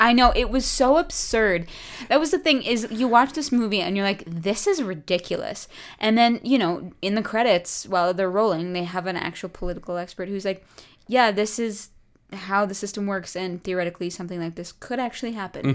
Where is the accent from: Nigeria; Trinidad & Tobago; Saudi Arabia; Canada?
Canada; Calgary, Alberta; moved away; growing up in Calgary